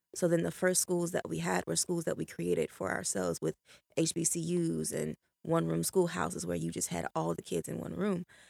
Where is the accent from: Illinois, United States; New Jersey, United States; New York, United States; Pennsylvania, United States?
Illinois, United States; Chicago; moved away as an adult; also born or lived in Florida; now in Jacksonville, United States; in Chicago, I grew up on the South Side, deep South Side